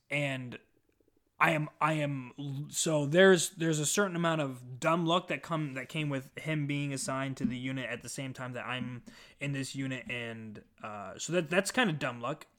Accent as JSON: {"language": "English", "town": "Omaha", "region": "Nebraska", "country": "United States", "said": "I'm from Omaha, Nebraska"}